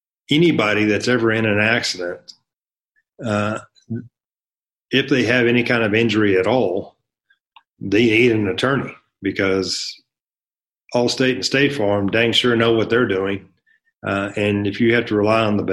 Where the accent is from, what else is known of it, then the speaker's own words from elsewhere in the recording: North Texas, United States; moved away as an adult; now in El Paso, United States; I'm from North Texas. I was raised in a trailer park on government cheese.